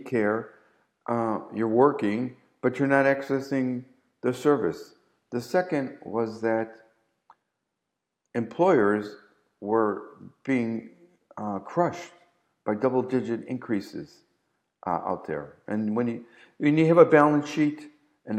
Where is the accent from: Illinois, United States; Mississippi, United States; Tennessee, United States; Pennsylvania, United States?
Illinois, United States; Chicago; moved away; being born and raised in Chicago